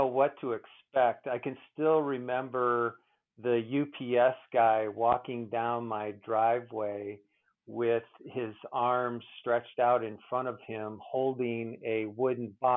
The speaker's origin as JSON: {"language": "English", "region": "Ohio", "country": "United States", "tie": "born or raised there", "moved": "yes", "said": "I grew up in Ohio, and I still go back there a couple times a year to visit family and friends."}